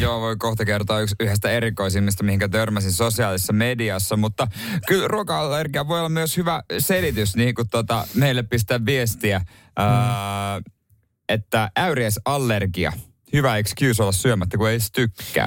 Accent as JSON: {"language": "Finnish", "region": "Ostrobothnia", "country": "Finland", "said": "ainakin meillä Pohjanmaalla"}